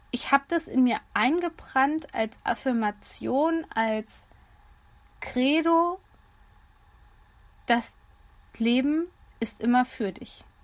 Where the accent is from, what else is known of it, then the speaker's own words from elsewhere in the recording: Hesse, Germany; Hier in meiner Heimat in Nordhessen sagt man übrigens auch, es hat alles seine Vor- und Nachteile.